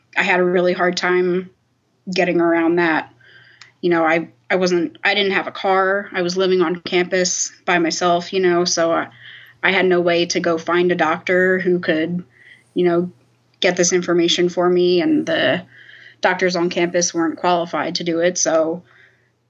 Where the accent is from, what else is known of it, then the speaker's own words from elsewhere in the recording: New Jersey, United States; I grew up in South Jersey